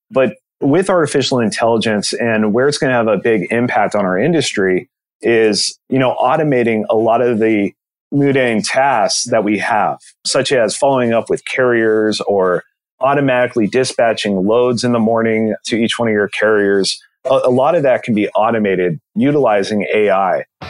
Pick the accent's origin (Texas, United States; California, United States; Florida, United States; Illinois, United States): California, United States; Southern; I'm from born and raised Southern California